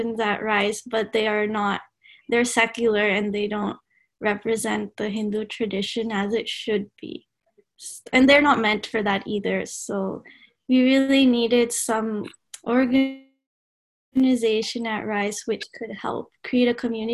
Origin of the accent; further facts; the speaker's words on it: Dallas, Texas, United States; I'm originally from Dallas, Texas